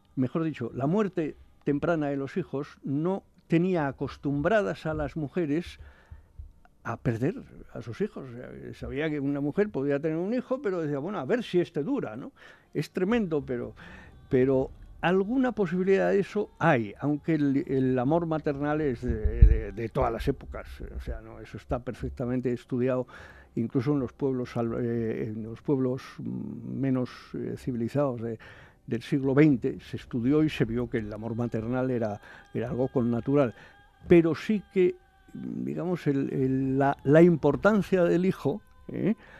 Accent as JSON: {"language": "Spanish", "region": "Aragon", "country": "Spain", "said": "yo soy aragonés"}